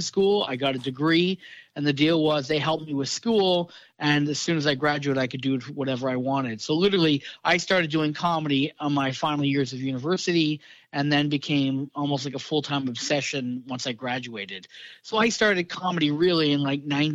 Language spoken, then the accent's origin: English; Brantford, Ontario, Canada; also born or lived in Los Angeles / London, England / Vancouver; now in Toronto, Canada; I grew up in Brantford, Ontario.